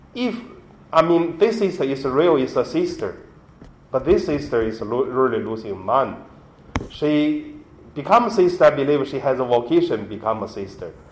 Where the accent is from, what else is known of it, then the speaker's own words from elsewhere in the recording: Hebei, China; English is a second language; moved away; my hometown, from Hebei province